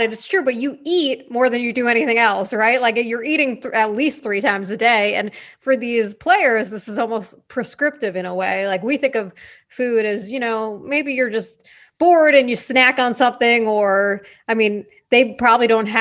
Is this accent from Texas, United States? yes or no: no; Long Island, New York, United States; accent: New York; also born or lived in Boston; I'm from New York. So I'm from Long Island, and you can maybe sometimes tell from the accent